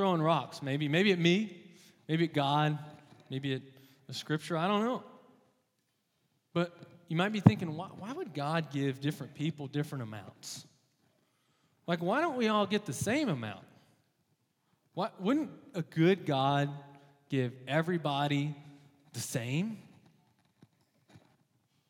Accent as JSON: {"language": "English", "region": "Texas", "country": "United States", "moved": "yes", "said": "I'm from Texas originally"}